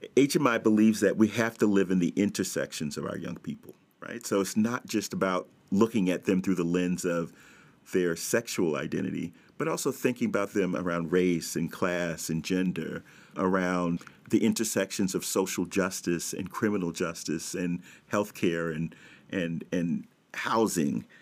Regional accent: New York City, New York, United States; I'm born and raised in Brooklyn

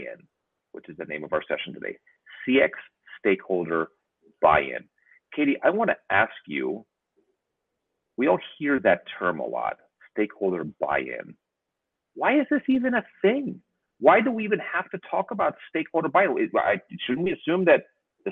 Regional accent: United States; as an American

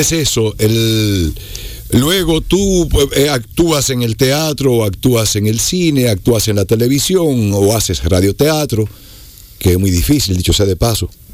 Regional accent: Moca, Espaillat, Dominican Republic; la comunidad de donde yo soy, una comunidad que es más grande que a la que nosotros pertenecemos, el campito mío se llama La Soledad. Eso queda como a cinco minutos del, centro del pueblo, de, Moca

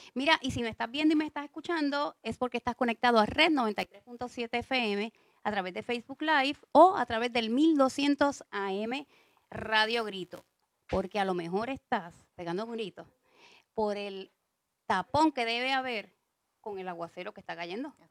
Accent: San Juan, Puerto Rico; yo soy de San Juan también

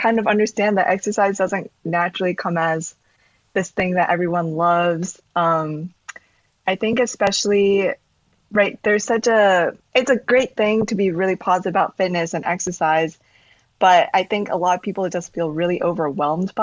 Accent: New York, United States; also born or lived in Texas, United States; I was born in Texas, but then I moved to New York when I was about 7

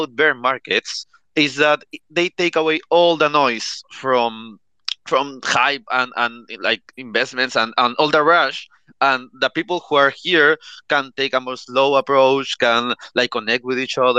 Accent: Peru; I'm from Peru. I was born in Peru. Here we speak Spanish

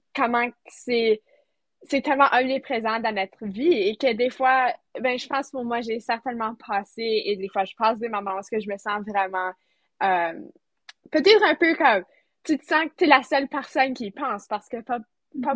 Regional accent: near Sainte-Anne, Manitoba, Canada; Je viens du Manitoba, proche de, tout près de Sainte-Anne, alors, en campagne

